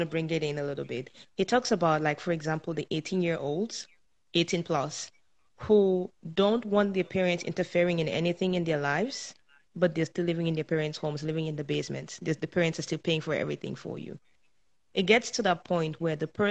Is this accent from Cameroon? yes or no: yes; Cameroon; moved away as an adult; now in Canada; I was born and raised in Africa, in a small country called Cameroon. And I moved over to Canada at the age of 24